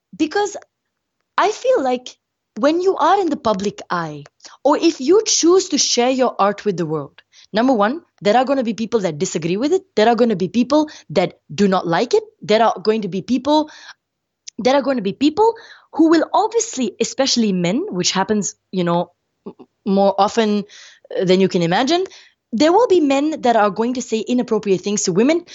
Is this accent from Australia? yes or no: no; India; I'm brown skin. I'm Indian